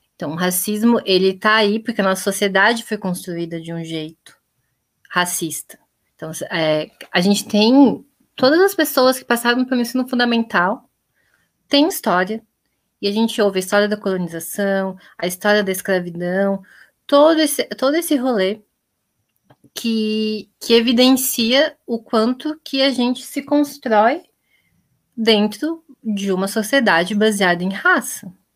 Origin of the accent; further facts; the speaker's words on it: Blumenau, Santa Catarina, Brazil; also born or lived in Florianópolis; eu sou natural de Blumenau